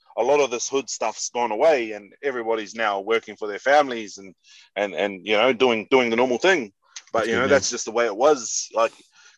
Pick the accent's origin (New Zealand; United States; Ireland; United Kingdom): New Zealand; Auckland; moved away; also born or lived in Mangere / Papakura; I grew up in South Auckland